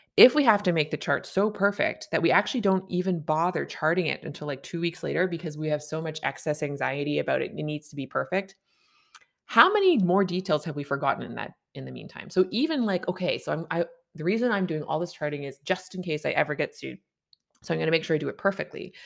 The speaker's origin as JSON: {"language": "English", "country": "Canada", "said": "I'm a Canadian family physician"}